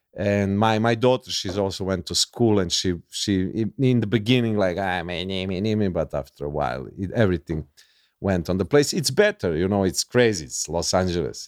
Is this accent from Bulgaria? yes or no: no; Serbia; English is a second language; I'm from Yugoslavia. We watched American movies